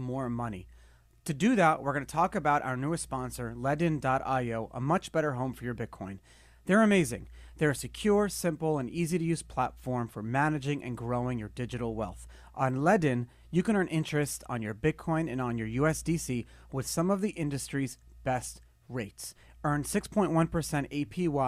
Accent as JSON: {"language": "English", "town": "New York City", "region": "New York", "country": "United States", "said": "I'm from Brooklyn"}